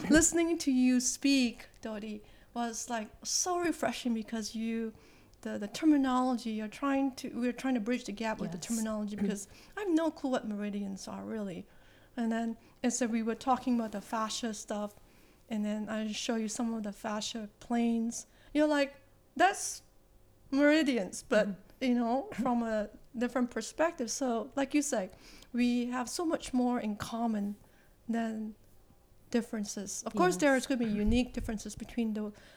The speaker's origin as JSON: {"language": "English", "country": "Malaysia", "tie": "born or raised there", "said": "I grew up in Malaysia"}